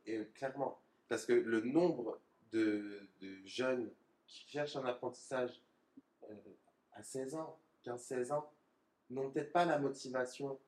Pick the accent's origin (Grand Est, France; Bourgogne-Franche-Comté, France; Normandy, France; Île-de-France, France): Grand Est, France; Lorraine; moved away as an adult; now in Franche-Comté, France; de base, je suis de la Lorraine. Ok. Je suis descendu en Franche-Comté. Et euh, en Lorraine, ouais, je viens d'un petit village.